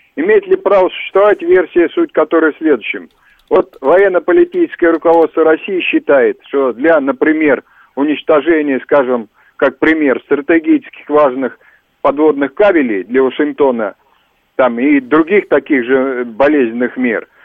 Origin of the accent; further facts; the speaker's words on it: Ukraine; now in Russia; я рос на Украине